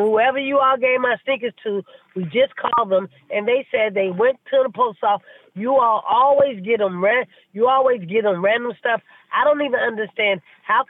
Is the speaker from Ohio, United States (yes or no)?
no; St. Louis, Missouri, United States; now in New York, United States; I'm from St. Louis